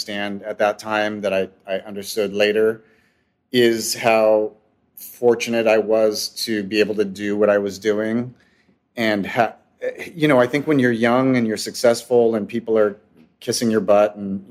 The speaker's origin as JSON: {"language": "English", "town": "West Covina", "region": "California", "country": "United States", "tie": "born or raised there", "said": "I was born and raised in Southern California in the San Gabriel Valley. Most of my life in West Covina"}